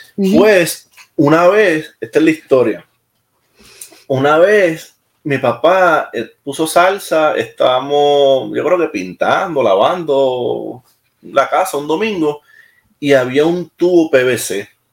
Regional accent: Puerto Rico; accent: Puerto Rican; moved away as an adult; also born or lived in Maryland, United States; now in Mons, Belgium; Tengo mi acento y me gusta que me, que tener mi acento, de verdad que sí me gusta tener mi acento y, no me avergüenza y lo digo siempre. ¿Dónde tú eres? de Puerto Rico.

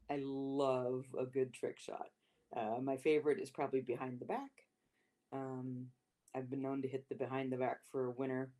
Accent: Modesto, California, United States; also born or lived in Sacramento, California; I was uh, born and raised in Modesto, California, which is in the Central Valley of California

